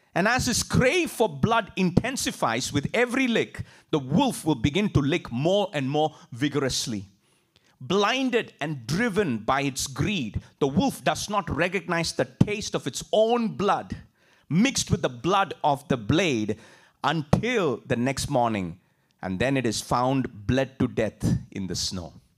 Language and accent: English; India; moved away as an adult; I grew up in India